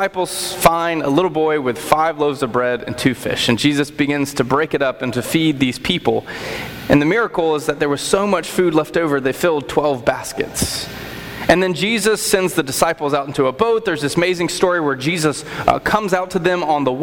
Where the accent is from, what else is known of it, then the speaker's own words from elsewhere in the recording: Apex, North Carolina, United States; as a kid, growing up in Apex